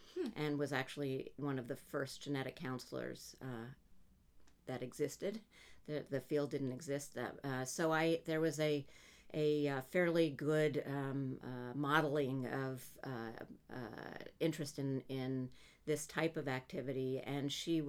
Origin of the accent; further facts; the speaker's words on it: Montreal, Quebec, Canada; now in United States; My parents, I'm Canadian, my parents moved with us from Montreal to New York.